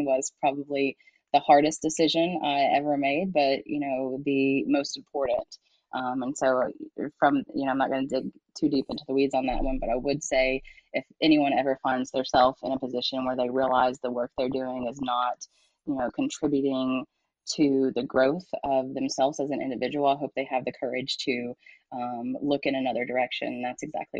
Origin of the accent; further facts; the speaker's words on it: London, Kentucky, United States; now in Louisville, United States; I'm originally from London, Kentucky, which is the home of the World Chicken Festival that is about all I can showcase from little Laurel County, a really unique part of the state. So that's where I grew up, and now I live in Louisville, Kentucky.